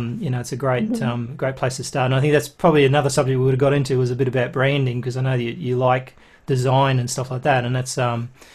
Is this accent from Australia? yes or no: yes; Australia; I'm Australian